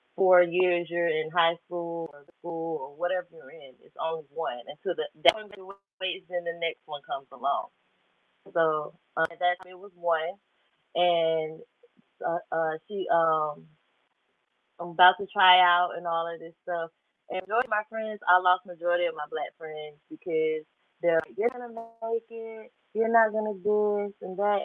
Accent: United States; I grew up in Baton Rouge. So it's a little small country town right in Atlanta. It's 2.5 hours away from Atlanta

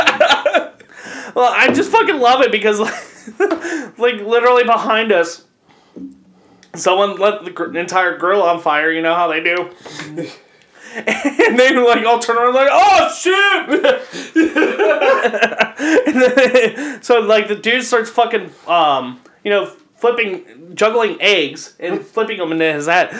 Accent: Northern Kentucky, United States; I grew up in Northern Kentucky, not the most diverse area

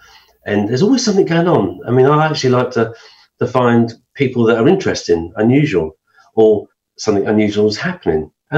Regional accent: High Wycombe, South East England, United Kingdom; also born or lived in London; Well, I was born in London. I was born in Chelsea. In the 60s, we moved around and we ended up in High Wycombe.

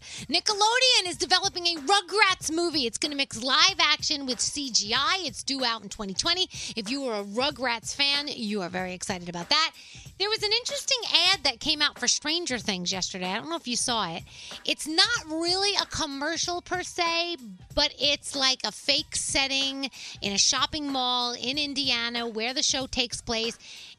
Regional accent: Italy; I mean, I know I'm from Italy.

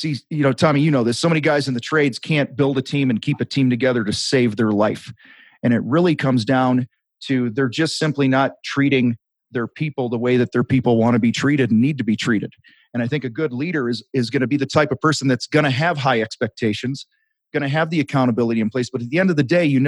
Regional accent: outside of Chicago, Illinois, United States; I grew up outside of Chicago

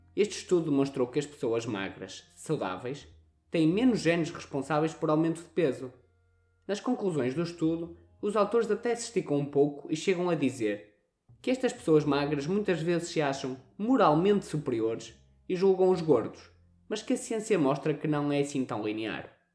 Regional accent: Northern Portugal, Portugal; accent: pronúncia do norte; temos a pronúncia do norte

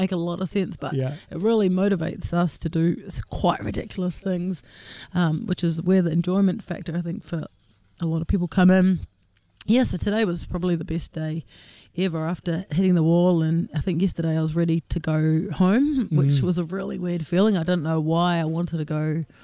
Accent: Wellington, New Zealand; I'm from Wellington, an accountant, 44 years old

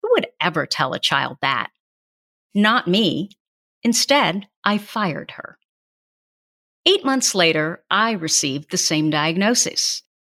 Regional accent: Burlingame, United States; As a child, they called me the … after my hometown

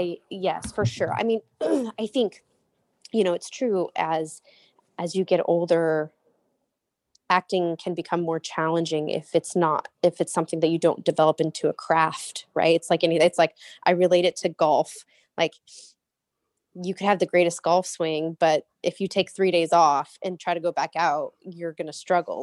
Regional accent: Murrieta, California, United States; also born or lived in Cottonwood, Arizona; I was raised in Marietta, California, um, which is, like, southern, uh, near San Diego

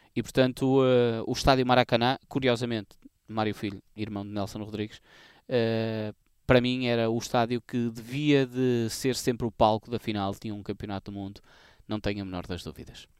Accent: Portugal; a minha terra natal, para a minha turma da escola

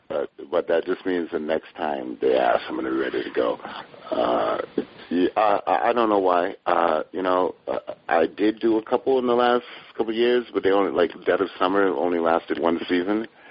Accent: Hartford, Connecticut, United States; I grew up in Hartford, Connecticut

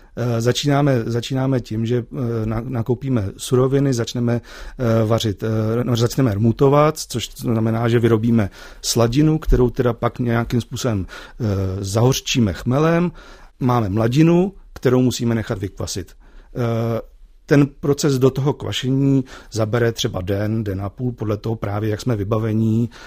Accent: Ústí nad Labem, Ústí nad Labem Region, Czechia; jsem z Ústí nad Labem

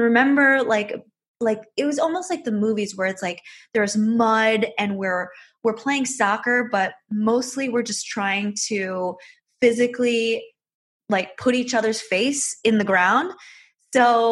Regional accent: Michigan, United States; moved away as an adult; now in Las Vegas, United States; I grew up in Michigan

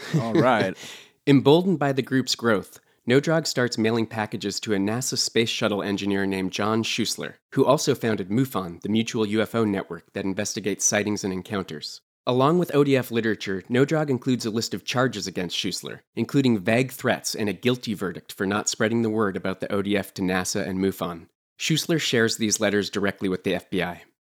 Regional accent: Texas, United States; based right here in my home state of Texas

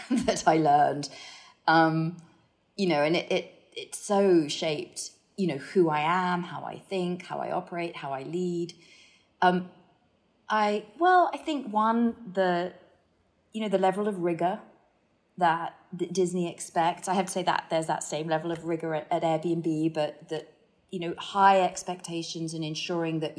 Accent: Hong Kong; I think, I mean, I talked about kind of growing up in Hong Kong um, and, and, and what that did in terms of just just opening your eyes to the fact that you know, cultures are very different

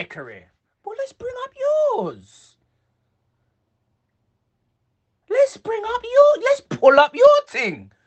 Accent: England, United Kingdom; I'm English

